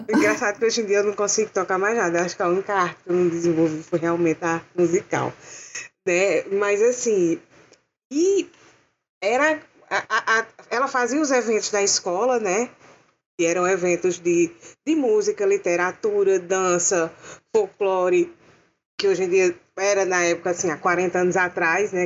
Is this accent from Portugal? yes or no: no; interior of Paraíba, Brazil; eu sou natural do interior da Paraíba, eu nasci assim, mais perto do Ceará do que de João Pessoa